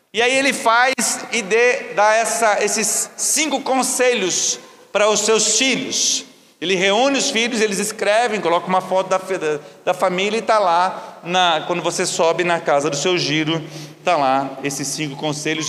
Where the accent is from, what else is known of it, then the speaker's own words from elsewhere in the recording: Rio Bonito, Brazil; quando eu era adolescente, eu morava no Rio Bonito, uma, uma colônia que nós morávamos